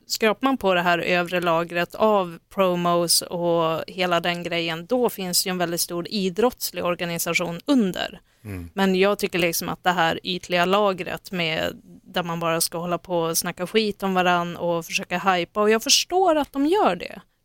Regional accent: Norrland, Sweden; jag är från Norrland

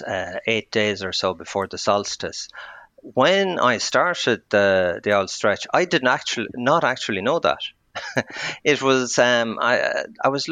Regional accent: Athlone, Westmeath, Ireland; I grew up in Athlone

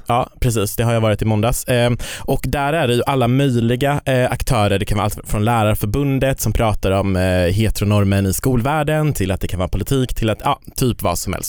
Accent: Kiruna, Norrbotten County, Sweden; moved away; Jag kommer ju från Kiruna

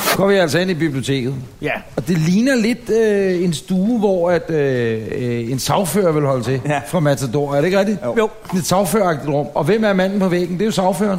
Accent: Ølstykke, Capital Region of Denmark, Denmark; hjemme i Ølstykke

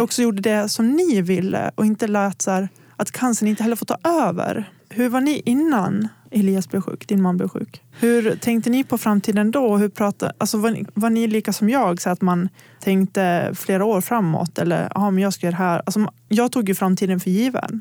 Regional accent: Gagnef, Dalarna County, Sweden; moved away; also born or lived in Borlänge; om jag har varit hemma i Gagnef

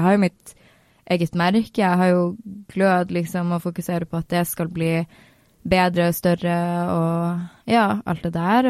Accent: Northern Norway, Norway; now in Oslo, Norway; Jeg er veldig nordlending, jeg er veldig der jeg er fra.

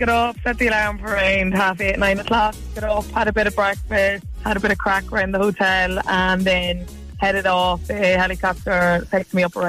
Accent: Monaghan, Ulster, Ireland; I'm from Monaghan, yeah.

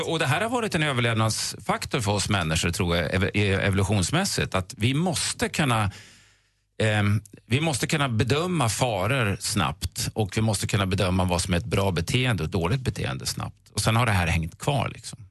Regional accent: Östersund, Jämtland, Sweden; jag är en bilelektrikergrabb från Östersund

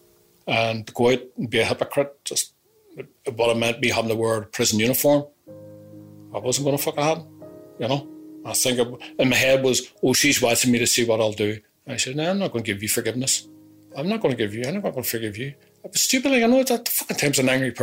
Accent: Northern Ireland, United Kingdom; this is my country. I'm Irish.

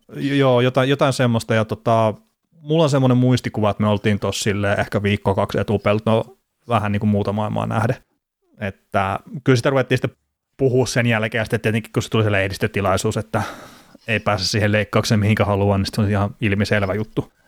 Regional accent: Varkaus, North Savo, Finland; accent: Savo; kai mäkin puhun omalla tavallaan Savoa sitten. Vaikka mun mielestä sitten tuolta Varkaudesta, mistä mä oon kotoisin

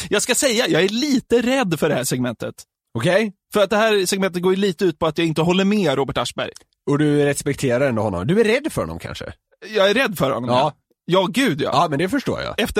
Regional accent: Norrtälje, Stockholm County, Sweden; jag är uppväxt i Norrtälje

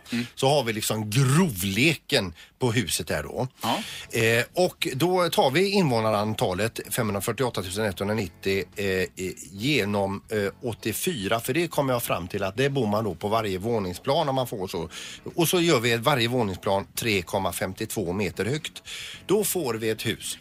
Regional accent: Gothenburg, Västra Götaland, Sweden; vi är 548 eh, 190 eh, eh, göteborgare

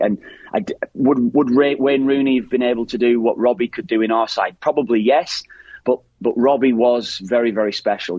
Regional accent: Ireland; as Irish lads

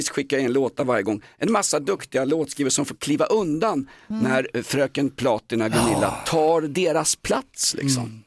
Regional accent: Stockholm, Stockholm County, Sweden; jag är kolonial stockholmare

